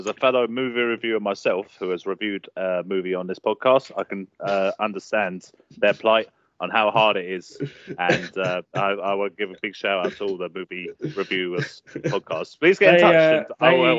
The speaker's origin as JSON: {"language": "English", "region": "England", "country": "United Kingdom", "said": "I'm English."}